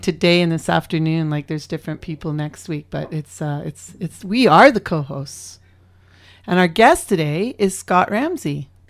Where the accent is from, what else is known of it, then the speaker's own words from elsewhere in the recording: Alberta, Canada; I grew up in Alberta